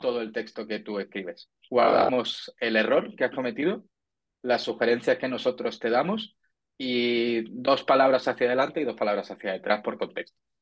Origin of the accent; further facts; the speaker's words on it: Andalusia, Spain; como yo soy andaluz